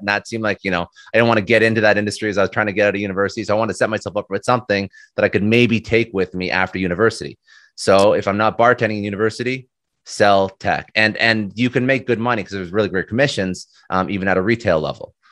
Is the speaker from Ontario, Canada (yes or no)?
yes; Ottawa, Ontario, Canada; moved away as an adult; now in Toronto, Canada; I'm Canadian. Um, so I was born in Toronto, spent most of my life in Ottawa, then moved back to Toronto, and then, uh, that's, that's where I'm at right now.